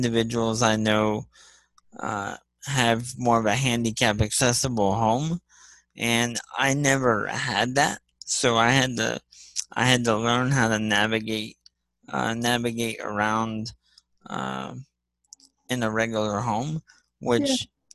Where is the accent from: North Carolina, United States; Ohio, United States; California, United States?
Ohio, United States; Columbus; I'm from Columbus, Ohio